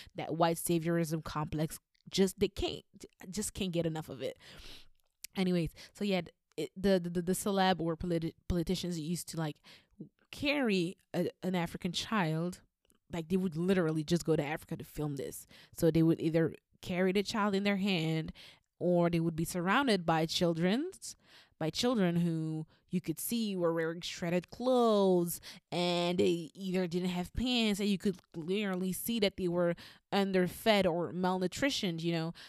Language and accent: English; Flanders, Belgium; I've always lived in Flander-, in Flanders. And, um, I went to school in Flemish uh, in Flemish schools